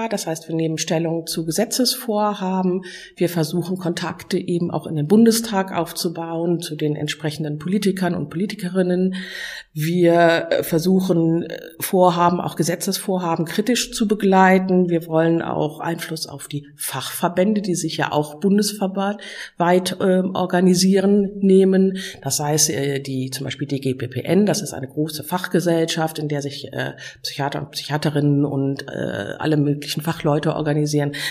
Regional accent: Ratingen, North Rhine-Westphalia, Germany; Ich komme aus Ratingen, also aus Nordrhein-Westfalen, bin von Beruf Rechtsanwältin.

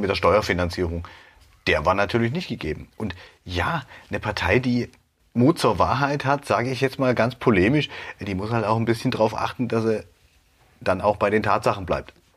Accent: Dresden, Saxony, Germany; ich bin auch in Dresden geboren

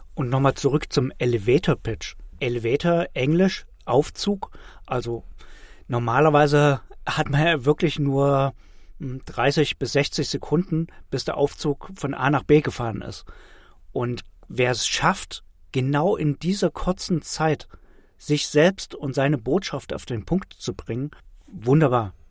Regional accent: Germany; bei uns in Deutschland

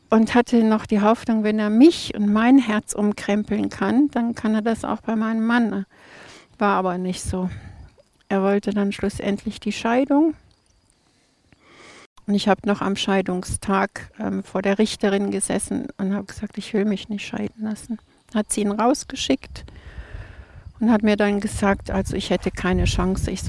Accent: Krefeld, North Rhine-Westphalia, Germany; Äh, Krefeld.

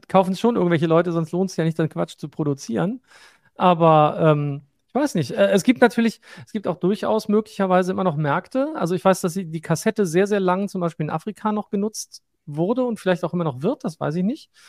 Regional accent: Northern Germany, Germany; wir sind irgendwann aus Norddeutschland ins Rheinland gezogen

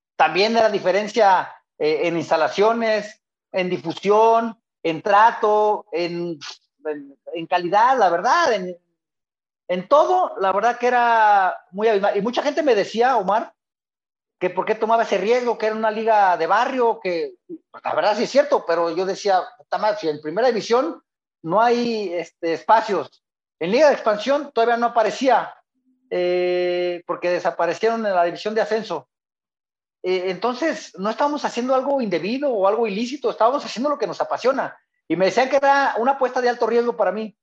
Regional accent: Guadalajara, Jalisco, Mexico; Yo soy de Guadalajara, de una colonia brava, la colonia Echeverría

